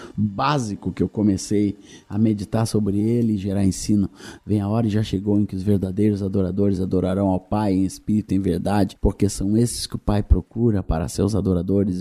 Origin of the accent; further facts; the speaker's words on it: Rio Grande do Sul, Brazil; also born or lived in Minas Gerais; Eu nasci em Minas, vim para o Rio Grande do Sul muito cedo, com 6 anos de idade, e nunca mais saí